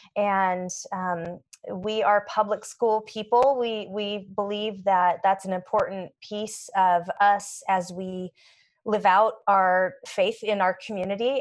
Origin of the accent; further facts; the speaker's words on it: Portland, Oregon, United States; also born or lived in Atlanta, Georgia / Washington / Spokane, Washington; I was born in Atlanta, Georgia, but when I was 1, my family moved up to Portland, Oregon and spent uh, pretty much all my growing up years in the Pacific Northwest between Oregon and Washington.